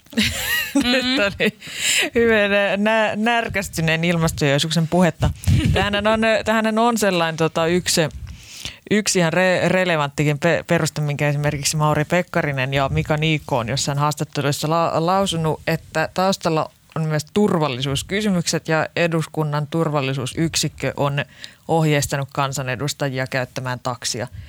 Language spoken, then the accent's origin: Finnish; Lahti, Päijät-Häme, Finland; niin kuin meillä Lahdessa päin sanotaan